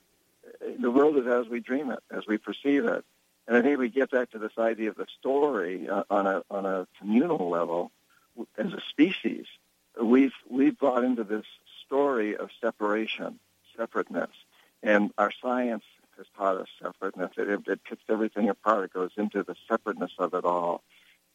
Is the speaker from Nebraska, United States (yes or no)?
no; New Hampshire, United States; moved away; I grew up in New Hampshire, Yankee Calvinists, 300 years of Yankee Calvinists